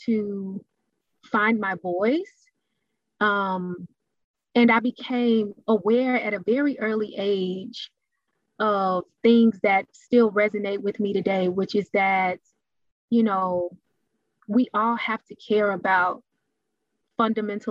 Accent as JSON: {"language": "English", "town": "Dallas", "region": "Texas", "country": "United States", "tie": "born or raised there", "said": "I was born and raised in Dallas"}